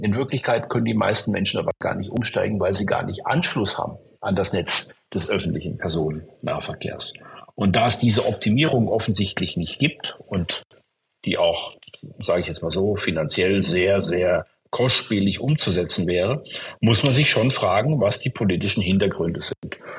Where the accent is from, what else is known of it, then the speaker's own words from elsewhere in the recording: Stuttgart, Baden-Württemberg, Germany; ich komme ja aus Stuttgart, einer Stadt, die davon betroffen war